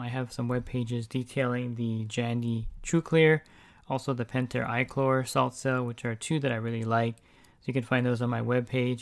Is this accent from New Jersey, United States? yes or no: yes; New Jersey, United States; accent: East Coast; now in California, United States; I actually am from the East Coast, I'm from New Jersey, uh, but I've been in California for a long time.